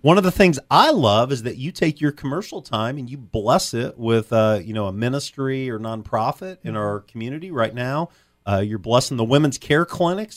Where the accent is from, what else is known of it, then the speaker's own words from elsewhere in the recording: Champaign, Illinois, United States; I grew up in Champaign